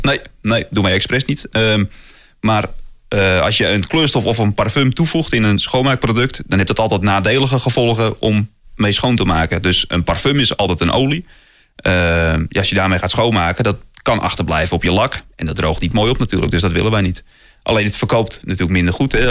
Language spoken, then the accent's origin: Dutch; North Holland, Netherlands; bij ons in Noord-Holland